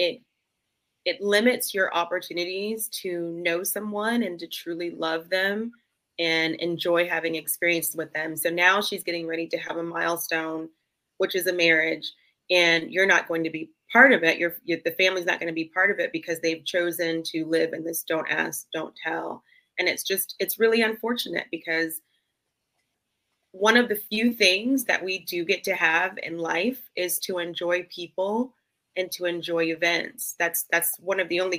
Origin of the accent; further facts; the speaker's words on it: Georgia, United States; I'm from Georgia.